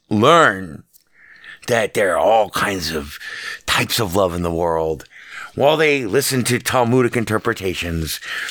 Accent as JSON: {"language": "English", "town": "Las Vegas", "region": "Nevada", "country": "United States", "tie": "born or raised there", "said": "a guy born and raised in Las Vegas"}